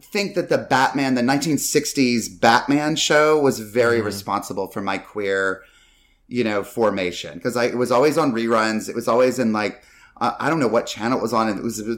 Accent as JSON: {"language": "English", "region": "North Carolina", "country": "United States", "tie": "born or raised there", "said": "I grew up mainly in North"}